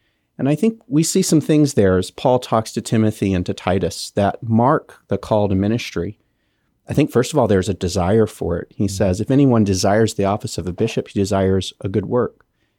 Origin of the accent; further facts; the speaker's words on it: Kenya; Yeah, I grew up in Kenya. My parents are missionaries there. They're still there. And so my formative years were all spent there on the east coast of Africa.